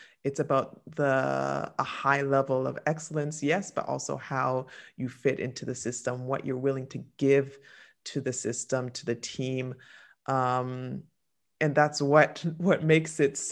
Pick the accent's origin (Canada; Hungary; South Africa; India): Canada; moved away as an adult; I've been living away from Canada now 15 years, I believe, the more Canadian I become